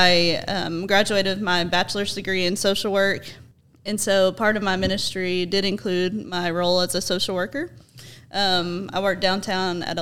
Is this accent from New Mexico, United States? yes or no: no; Johnson City, Tennessee, United States; I was born and raised in Johnson City, and I graduated from Science Hill High School